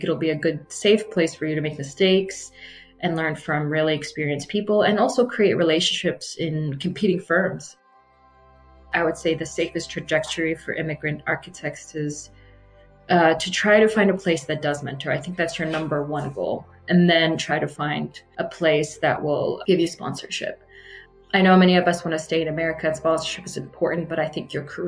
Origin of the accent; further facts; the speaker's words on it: Abu Dhabi, United Arab Emirates; moved away as an adult; now in United States; So during the time I grew up in Abu Dhabi, there was virtually no real way to become a citizen. So we remained Iraqi. While growing up in Abu Dhabi, I went to a British private school